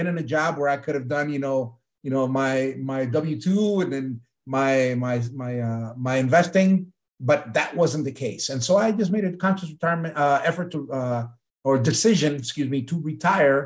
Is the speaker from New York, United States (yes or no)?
no; Milwaukee, Wisconsin, United States; also born or lived in Puerto Rico; I was born in Puerto Rico, raised in Milwaukee, Wisconsin.